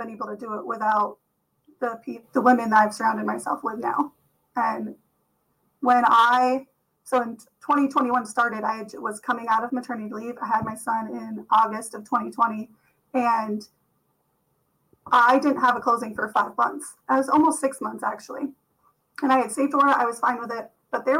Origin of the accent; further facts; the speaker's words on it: Vermont, United States; I'm born and raised in Vermont